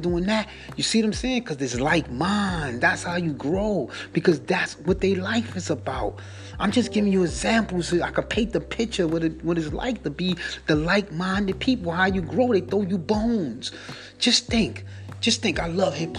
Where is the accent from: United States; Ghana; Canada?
United States; I'm an American